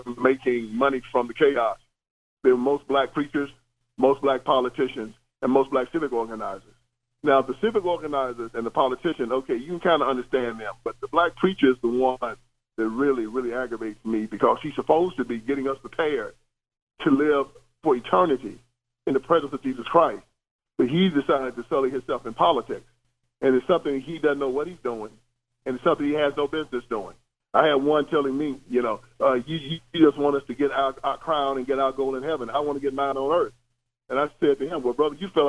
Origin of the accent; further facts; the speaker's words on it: the South, United States; me and you both are from the South